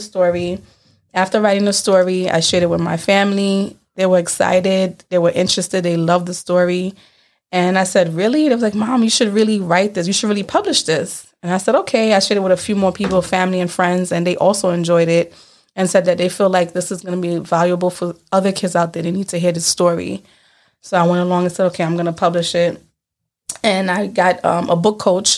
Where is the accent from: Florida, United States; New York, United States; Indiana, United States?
New York, United States; New York City; also born or lived in Canarsie, Brooklyn; I am from Brooklyn, New York, from Crown Heights